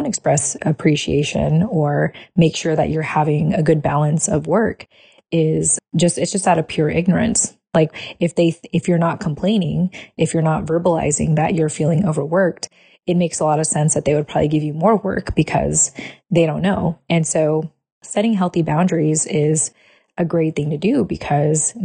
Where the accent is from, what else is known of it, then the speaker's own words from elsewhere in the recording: United States; us having been, you know, born and raised as American